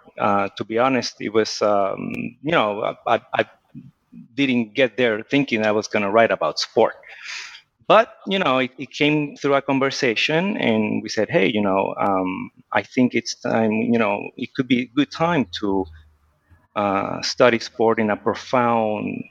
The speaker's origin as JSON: {"language": "English", "country": "Puerto Rico", "tie": "born or raised there", "also_born_or_lived": "Chicago", "moved": "yes", "said": "I grew up in Puerto Rico"}